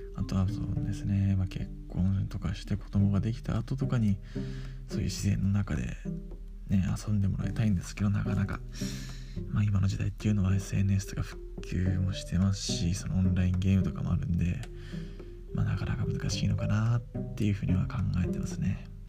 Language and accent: Japanese; Japan; moved away as an adult; 島の高校小中高と島に、えー、住んでいました